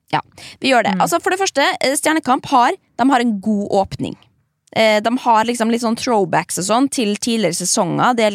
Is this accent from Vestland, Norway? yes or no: no; Sandefjord, Vestfold, Norway; Ja, men jeg er fra Sandefjord. Det er ganske pors der.